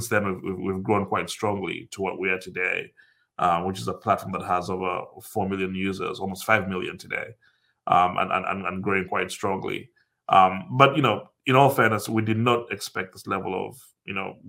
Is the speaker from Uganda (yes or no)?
yes; Uganda; moved away as an adult; also born or lived in United States / Dublin, Ireland; growing up in Africa